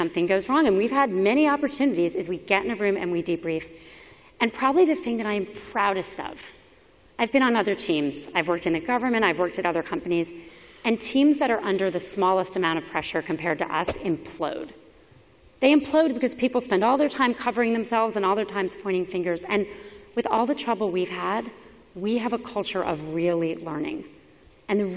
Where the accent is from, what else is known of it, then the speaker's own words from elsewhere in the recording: Miami, Florida, United States; moved away; I was a public school kid growing up in Miami